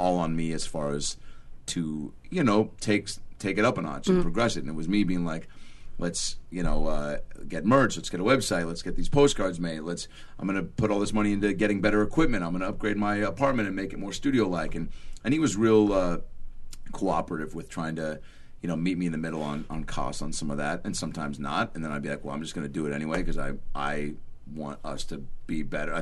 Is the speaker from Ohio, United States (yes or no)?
no; Seattle, Washington, United States; now in Los Angeles, United States; I grew up with it in Seattle